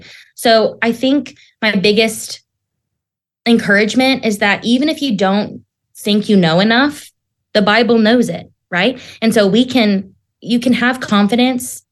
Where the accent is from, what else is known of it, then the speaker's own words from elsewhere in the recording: Southern Oklahoma, United States; I grew up in Southern Oklahoma in Tornado Alley